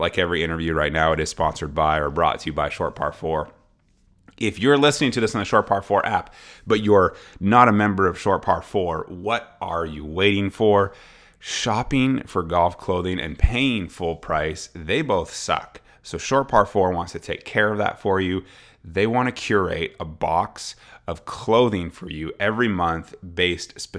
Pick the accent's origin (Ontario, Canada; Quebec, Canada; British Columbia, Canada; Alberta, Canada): Ontario, Canada; Ottawa; Canadian from Ottawa, from my hometown